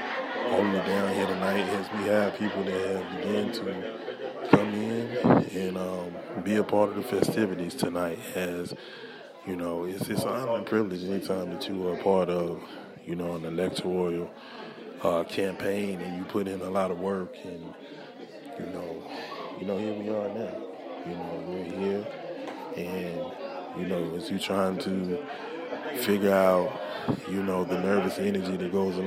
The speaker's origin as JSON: {"language": "English", "country": "United States", "said": "we as Americans"}